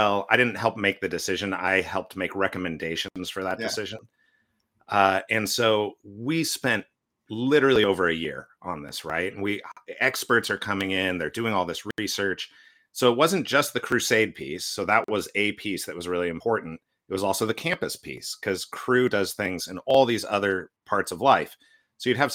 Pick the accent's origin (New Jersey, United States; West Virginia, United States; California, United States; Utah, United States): California, United States; now in Portland, United States; I grew up in California